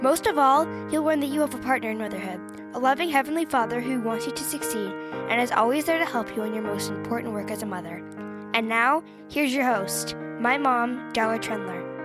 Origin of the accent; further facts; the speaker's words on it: Las Vegas, Nevada, United States; moved away as an adult; now in Queen Creek, United States; I was born and raised in Las Vegas